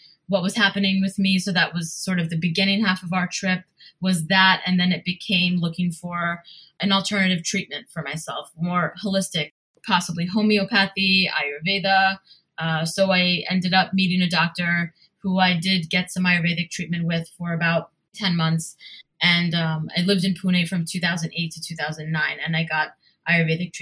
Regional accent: New Jersey, United States; moved away as an adult; also born or lived in New York; now in Mumbai, India; although I was born in New York and raised in New Jersey

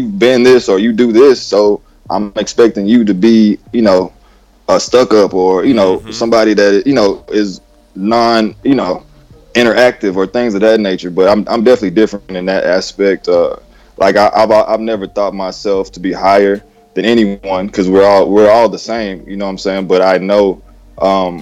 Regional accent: Texas, United States; country boy, born and raised in Texas

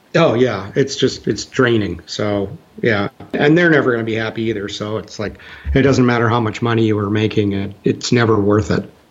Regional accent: Minnesota, United States; also born or lived in Texas; now in Indiana, United States; my youth in Minnesota

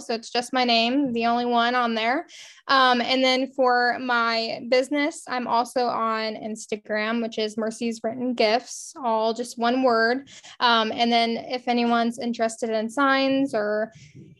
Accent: Central Illinois, United States; I'm from Central Illinois, so I'm not really that like Western-y, you know, kind of girl, but I come from a small town. So half my family are all farmers. So I grew up in, you know, the agriculture business

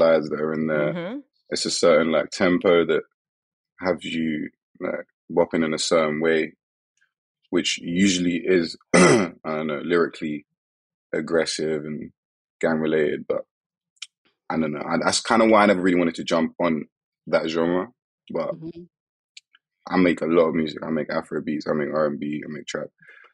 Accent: London, United Kingdom; moved away; also born or lived in Essex / Gambia; I was born and raised in the UK. London. Yeah. But I was born and raised in London and I moved out to Essex.

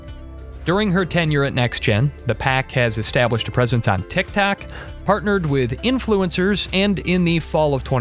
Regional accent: Wisconsin, United States; my home state of Wisconsin

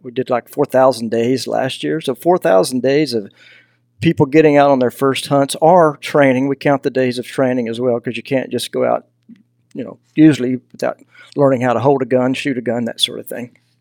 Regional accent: Texas, United States; accent: Southern; now in Idaho, United States; I grew up in Texas, you know, so I'm a long way from, from home. So if you hear a little bit of a Southern accent, that's because I'm from the South

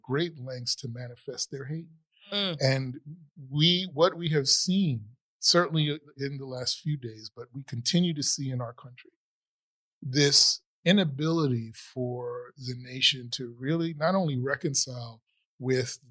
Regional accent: New York City, New York, United States; I grew up in the Bronx

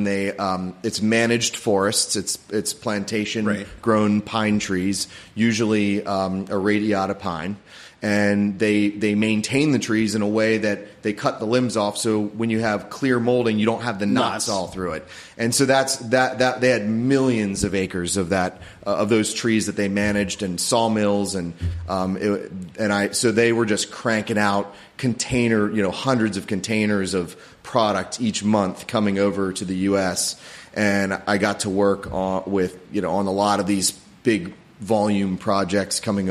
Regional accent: Severna Park, Maryland, United States; I grew up here in Severna Park, and went to Severna Park High School

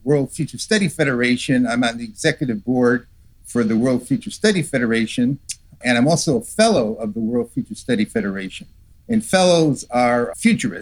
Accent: New England, United States; moved away as an adult; now in Arizona, United States; I grew up in New England and slowly migrated from the East Coast of the United States over to the West Coast and to the hot deserts of Arizona

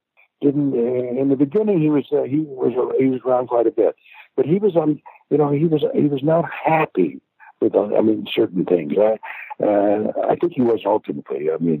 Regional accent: Germany; accent: German; English is a second language; And I was concerned about my German accent, and I went to John.

